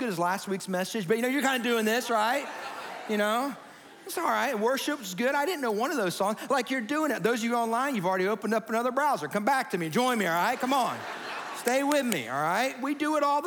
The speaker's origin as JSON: {"language": "English", "region": "Georgia", "country": "United States", "tie": "born or raised there", "said": "as a kid growing up in Georgia"}